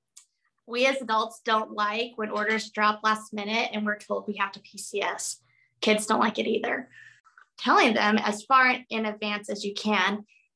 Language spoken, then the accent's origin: English; Arizona, United States; also born or lived in Wyoming / Florida / Texas; now in Anchorage, United States; I'm a girl from Arizona.